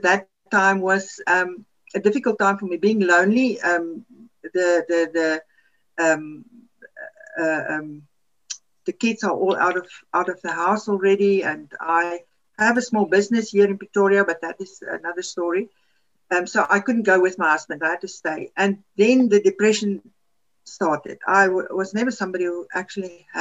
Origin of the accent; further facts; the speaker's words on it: Namibia; first language Afrikaans; English is a second language; now in South Africa; We grew up in Namibia.